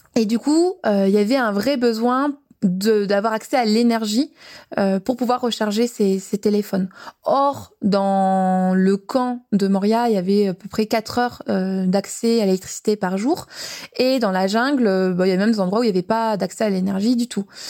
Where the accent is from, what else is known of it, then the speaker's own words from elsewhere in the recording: Briançon, Provence-Alpes-Côte d'Azur, France; Briançon, donc ma ville natale